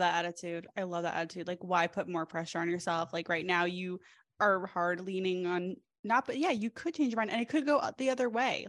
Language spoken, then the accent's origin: English; East Coast, United States; I'm from the East Coast as well